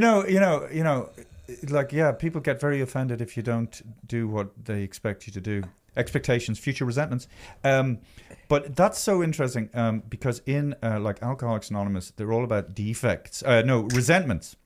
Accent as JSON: {"language": "English", "country": "Ireland", "said": "being Irish"}